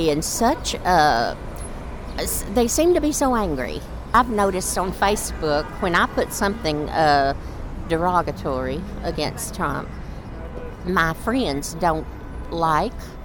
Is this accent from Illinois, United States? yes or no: no; Alexander, Arkansas, United States; from Alexander, Arkansas